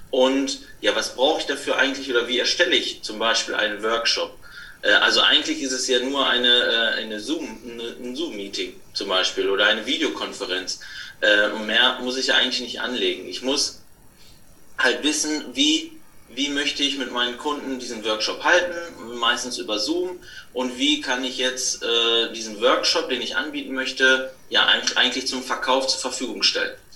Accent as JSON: {"language": "German", "town": "Bönen", "region": "North Rhine-Westphalia", "country": "Germany", "tie": "born or raised there", "lives_now": "Bönen, Germany", "said": "ich komme aus dem Ruhrgebiet, im kleinen Örtchen Böhnen. Es liegt in der Nähe von Dortmund. Äh, hier bin ich zu Hause, hier bin ich aufgewachsen und hier lebe ich mit meiner Frau."}